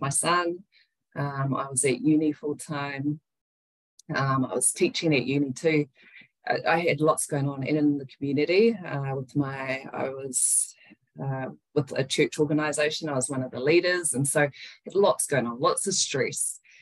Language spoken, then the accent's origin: English; Wellington, New Zealand; moved away as an adult; now in Tauranga, New Zealand; we were raised in Wellington uh, with her. And then I'm currently living in Tauranga.